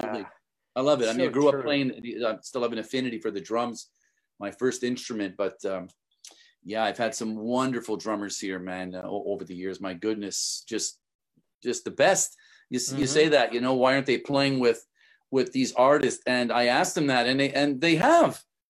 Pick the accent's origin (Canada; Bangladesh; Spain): Canada; moved away; I'm from Canada